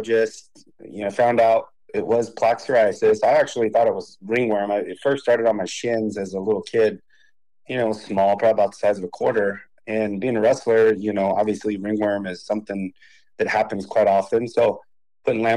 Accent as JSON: {"language": "English", "town": "Hanford", "region": "California", "country": "United States", "tie": "born or raised there", "also_born_or_lived": "San Luis Obispo, California", "said": "I was born and raised in Hanford, California."}